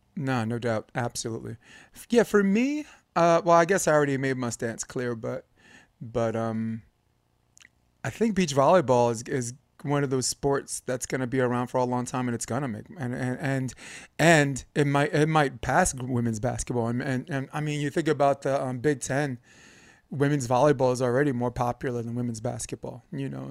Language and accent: English; New York, United States; I'm growing up in New York. I felt like everyone on my block could freestyle except for me.